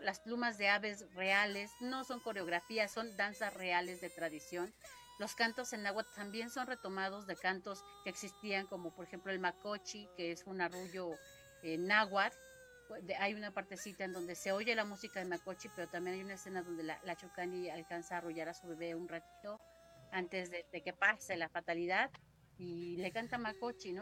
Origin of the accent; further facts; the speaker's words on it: Mexico City, Mexico; el 70-80% somos oriundos de Xochimilco